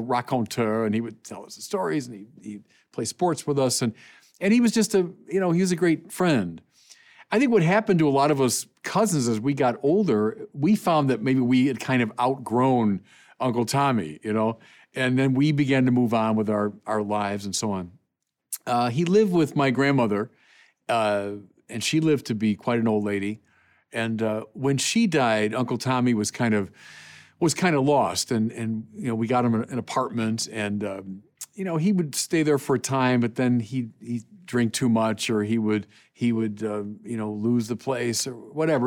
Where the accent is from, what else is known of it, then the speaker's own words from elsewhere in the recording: Chicago, Illinois, United States; going to, uh, Angel Guardian Orphanage, Chicagoans know what I'm talking about